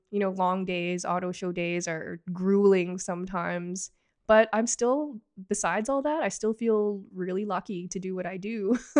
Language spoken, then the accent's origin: English; Markham, Ontario, Canada; also born or lived in Toronto; I was born in Toronto, grew up in Markham, pretty much lived here my entire life